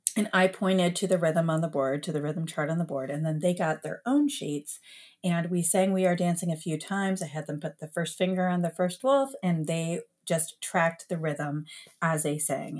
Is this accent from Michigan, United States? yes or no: yes; Detroit, Michigan, United States; moved away as an adult; now in Columbus, United States; I grew up in Metro Detroit